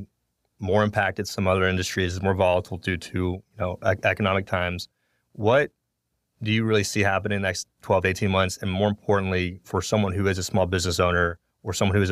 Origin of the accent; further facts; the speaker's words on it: Brevard County, Florida, United States; moved away as an adult; also born or lived in Tallahassee, Florida; now in Fort Lauderdale, United States; Got my AA back home. I'm from Brevard County